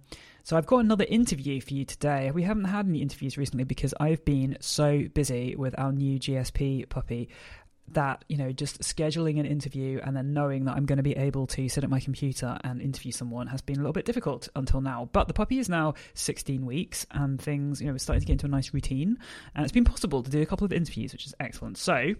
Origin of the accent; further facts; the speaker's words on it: United Kingdom; I'm a British force-free gundog trainer.